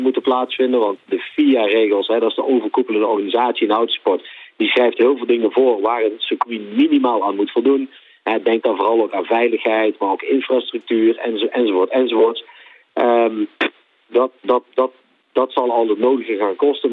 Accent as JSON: {"language": "Dutch", "country": "Netherlands", "said": "als Nederlanders"}